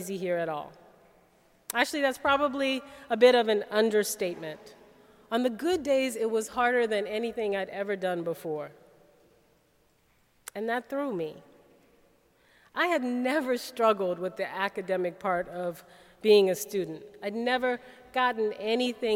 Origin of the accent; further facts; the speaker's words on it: New Orleans, Louisiana, United States; moved away as an adult; I grew up in New Orleans